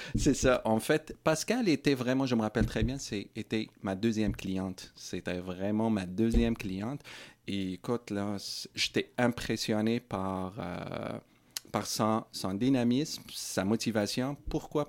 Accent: Morocco; moved away as an adult; also born or lived in Sherbrooke, Canada; now in Coaticook, Canada; Je suis né et grandi au Maroc

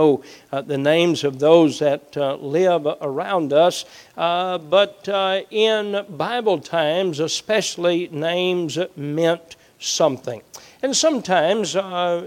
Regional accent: Southeast Kentucky, United States; Growing up in Southeast Kentucky

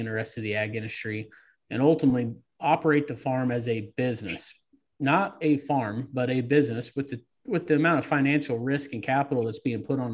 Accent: South Central Kansas, United States; moved away as an adult; also born or lived in Denison, Iowa / Omaha, Nebraska; now in Iowa, United States; I grew up in South Central Kansas

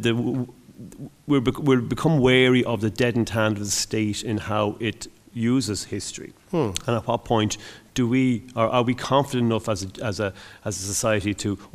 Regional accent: Ireland

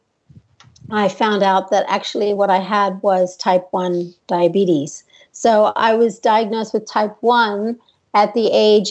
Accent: United States; moved away as an adult; also born or lived in Australia / New York City; I'm American. But I lived in Australia from when I was 18

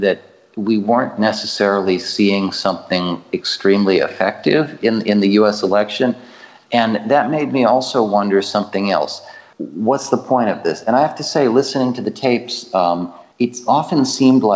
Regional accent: United States; now in Ukraine; because I'm American.

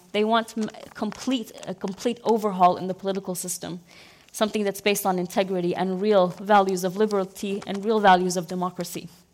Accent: Mosul, Nineveh, Iraq; English is a second language; moved away as an adult; also born or lived in United Arab Emirates; one of the very few from born and raised in the city who speak English

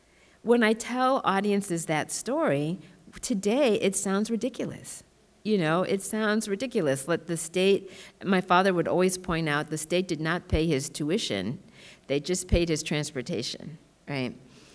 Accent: Massachusetts, United States; also born or lived in Tallahassee, Florida; So they moved to Massachusetts. I grew up in Massachusetts.

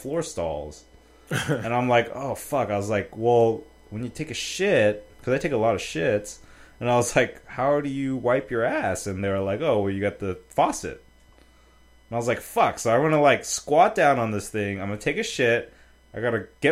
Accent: United States; I'm just American

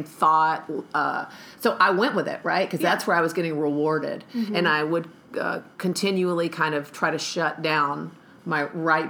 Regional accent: Atlanta, Georgia, United States; I was raised here in America, in Atlanta, Georgia, specifically

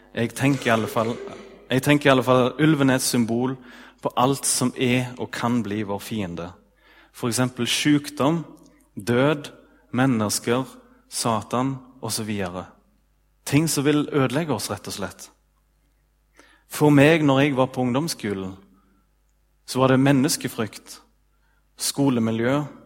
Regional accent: Ølen, Vestland, Norway; i Ølen, da, der jeg er ifra

